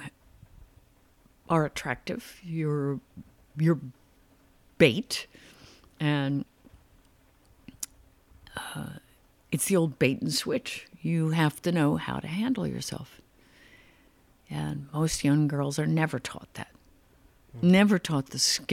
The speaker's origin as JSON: {"language": "English", "town": "Haddonfield", "region": "New Jersey", "country": "United States", "tie": "born or raised there", "also_born_or_lived": "California", "moved": "as an adult", "said": "I grew up, it was near Philadelphia, I was in Haddonfield"}